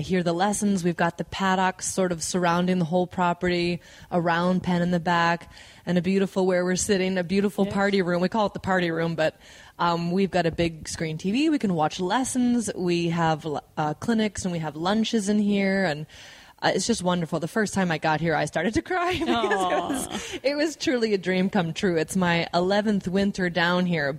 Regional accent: Wisconsin, United States; I'm originally from the Midwest and from Wisconsin, so it was even magical, of course, then coming from Wisconsin

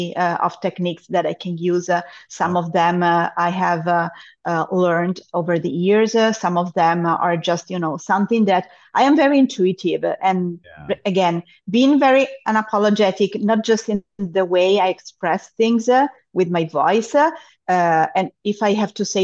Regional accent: Monza, Lombardy, Italy; also born or lived in Germany; now in Cyprus; I am originally from Monza, that is the town in Italy where we have the Formula One auto

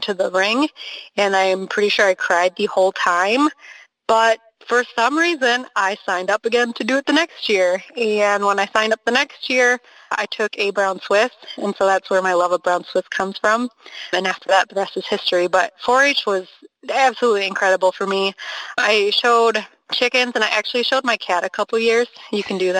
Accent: Milwaukee, Wisconsin, United States; now in Hazel Green, United States; I grew up near Milwaukee, Wisconsin, and now I live on the other side of the state in southwest Wisconsin in Hazel Green

